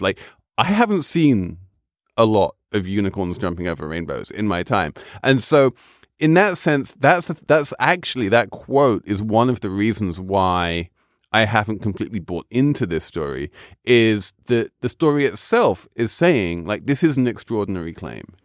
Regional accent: England, United Kingdom; moved away; as the English person around the table

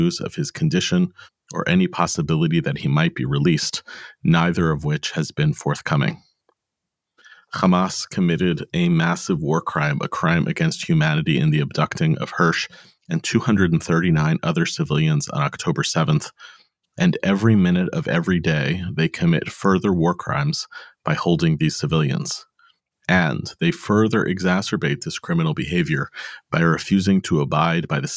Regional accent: United States; we are American-born parents of Jewish teens and young adults

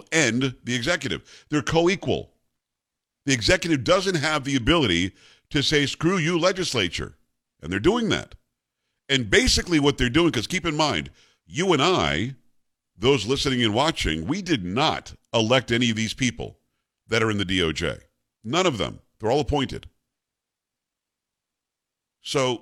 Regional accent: Texas, United States; I'm a Texan

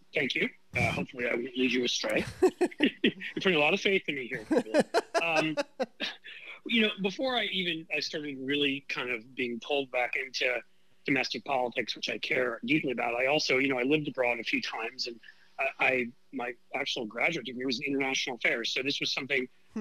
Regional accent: New York City, New York, United States; moved away; I grew up in New York City, where I'm originally from

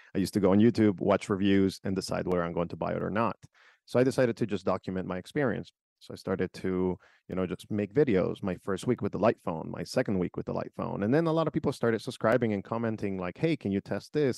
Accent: Nicaragua; now in United States; I came from a different country, so I was born in Nicaragua

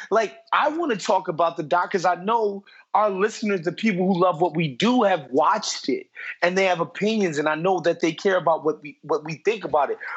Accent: United States; As an American

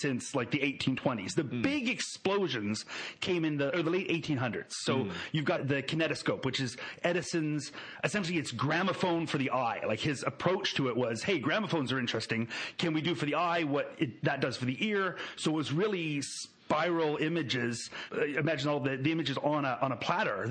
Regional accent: Canada; I'm a Canadian.

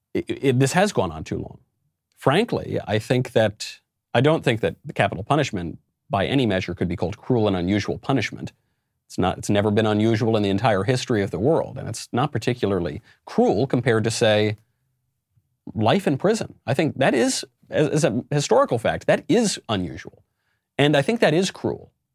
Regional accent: New York, United States; my home state of New York

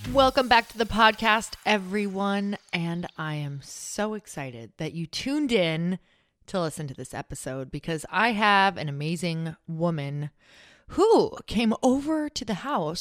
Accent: Midwest, United States; moved away; I'm from the Midwest

